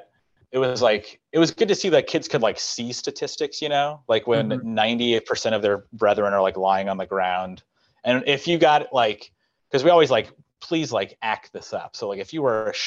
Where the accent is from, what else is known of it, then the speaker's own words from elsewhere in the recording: Colorado, United States; moved away; I'm from Colorado